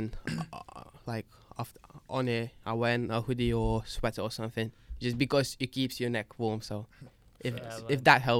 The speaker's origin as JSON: {"language": "English", "country": "Lithuania", "moved": "yes", "lives_now": "United Kingdom", "said": "fam, I'm from Northern Europe, so imagine me."}